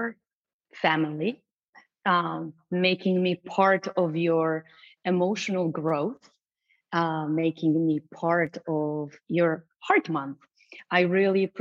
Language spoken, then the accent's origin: English; Racibórz, Silesian Voivodeship, Poland; English is a second language; moved away as an adult; now in United States; I was born and raised in Poland, south of Poland, in a small town called Raciborz